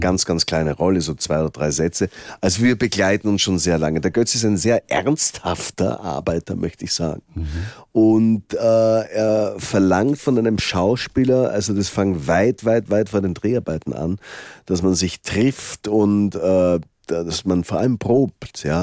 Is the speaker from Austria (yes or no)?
yes; Salzkammergut, Upper Austria, Austria; moved away; also born or lived in Vienna; Ich komme aus dem Salzkammergut